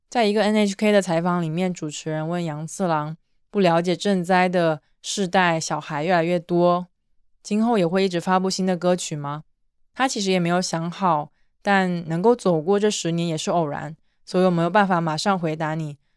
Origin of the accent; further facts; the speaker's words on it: southeast coast, China; moved away; 我也是出生在东南沿海一个城市的人